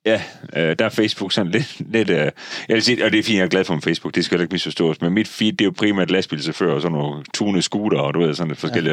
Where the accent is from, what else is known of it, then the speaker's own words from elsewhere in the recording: Denmark; jeg er født i Jylland